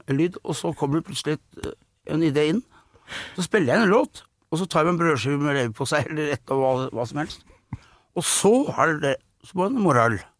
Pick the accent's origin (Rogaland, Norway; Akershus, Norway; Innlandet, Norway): Akershus, Norway; Skedsmokorset; var det hjemme på Åsnagen, jeg bodde der, i Skedsmokorset